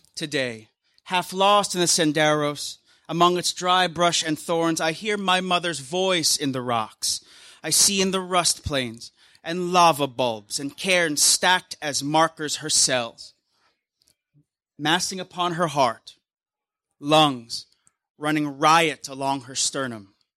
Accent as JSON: {"language": "English", "country": "Philippines", "tie": "born or raised there", "moved": "yes", "lives_now": "United States", "said": "I'm Filipino American"}